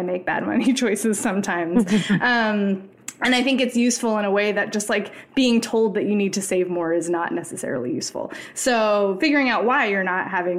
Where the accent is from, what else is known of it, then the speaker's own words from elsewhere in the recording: United States; as an American